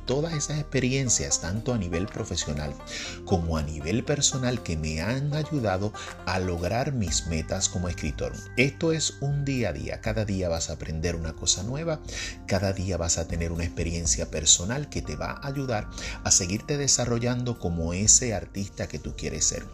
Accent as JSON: {"language": "Spanish", "country": "Puerto Rico", "said": "soy un escritor puertorriqueño"}